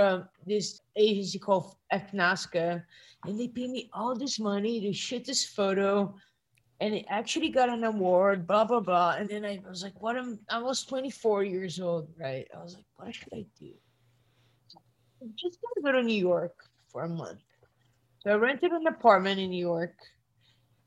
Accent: Brazil; moved away; I come from Brazil

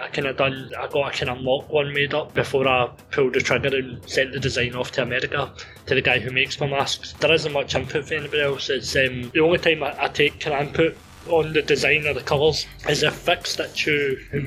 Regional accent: Greenock, Scotland, United Kingdom; I got the opportunity once I debuted to wrestle at Greenock, which I thought was a massive achievement just to get on my hometown show

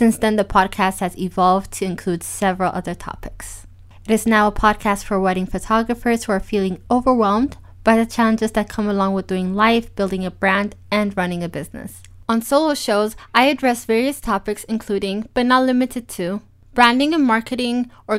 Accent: Ethiopia; also born or lived in United States / South Africa / Switzerland; now in Germany; I was born and raised in Ethiopia

